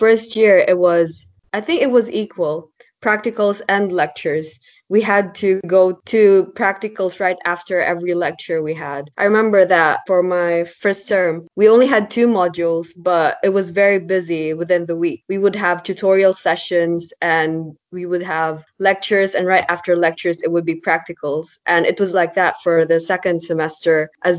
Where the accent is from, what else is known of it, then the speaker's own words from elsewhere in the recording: Abu Dhabi, United Arab Emirates; moved away as an adult; now in Leeds, United Kingdom; I'm from Abu Dhabi